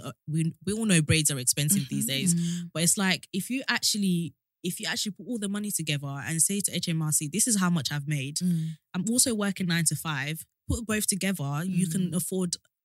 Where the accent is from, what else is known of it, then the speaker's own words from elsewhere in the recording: Kent, South East England, United Kingdom; I've always lived in Kent, so I bought in Kent.